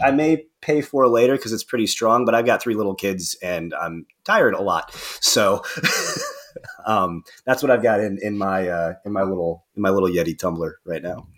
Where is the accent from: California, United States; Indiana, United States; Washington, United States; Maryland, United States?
Indiana, United States; Northern; moved away as an adult; now in Cincinnati, United States; Northern Indiana in my hometown